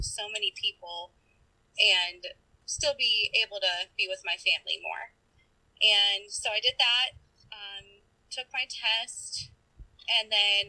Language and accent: English; Minnesota, United States; also born or lived in Eau Claire, Wisconsin / Georgia; now in Wisconsin, United States; I grew up mainly in Minnesota